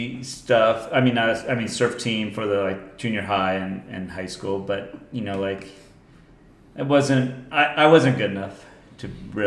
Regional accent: Solana Beach, California, United States; also born or lived in Leucadia, California; we moved from Leucadia to Solana Beach.

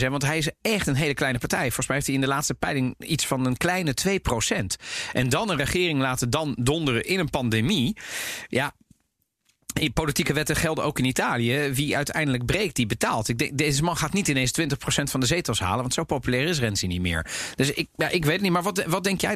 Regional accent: The Hague, South Holland, Netherlands; in Den Haag, waar ik ben opgegroeid

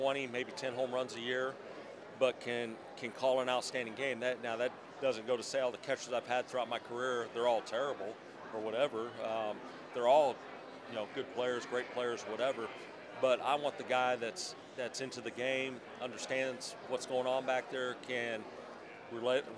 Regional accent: Council Bluffs, Iowa, United States; a kid growing up in Council Bluffs, Iowa

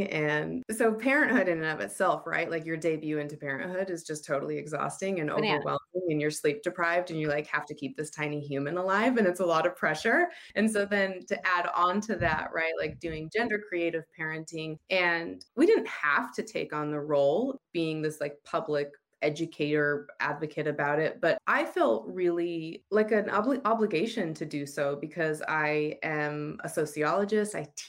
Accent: United States; moved away as an adult; also born or lived in Utah; now in Australia; I'm married to Brent, who is Australian, and I'm American, and we have a little one who is 5 years old named Zoomer, and we're currently living in Australia, even though we've spent most of our time in Utah in the United States.

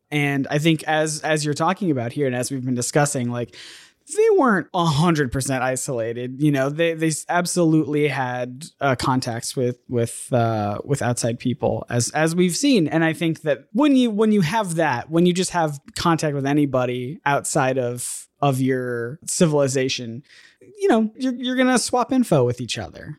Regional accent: United States; being an American where my, uh, foreign language credit in high school was computers

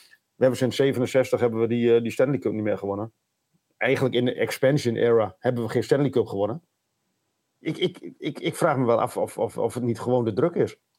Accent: Netherlands; als echte Nederlanders

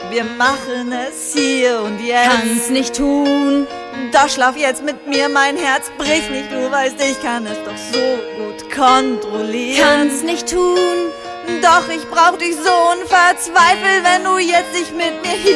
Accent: Greifswald, Mecklenburg-Vorpommern, Germany; Gerade in meiner Heimatstadt Greifswald.

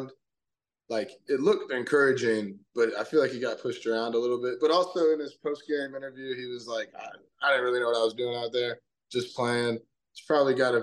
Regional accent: Orlando, Florida, United States; I'm from Orlando, so when I was a kid, we used to pretty frequently go to Magic games.

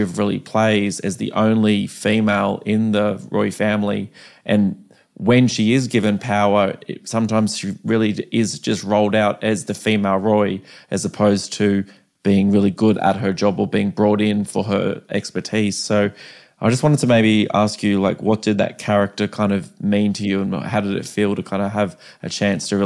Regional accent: Australia; As an Australian

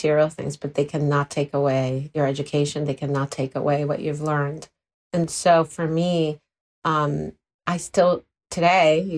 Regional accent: Puerto Rico; moved away; I'm from Puerto Rico originally, so that Latino passion can come through.

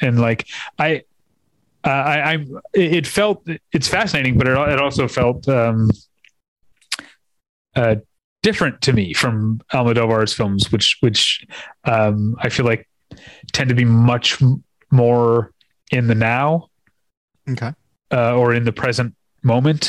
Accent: United States; I'm an American

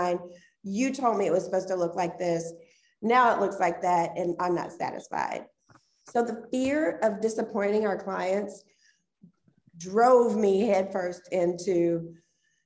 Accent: Dayton, Ohio, United States; moved away as an adult; also born or lived in Indianapolis, Indiana; I'm originally from Dayton, Ohio. So lived there all the way up until 2004, moved to Indianapolis

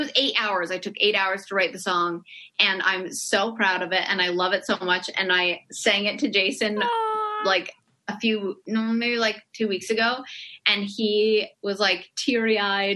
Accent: Canada

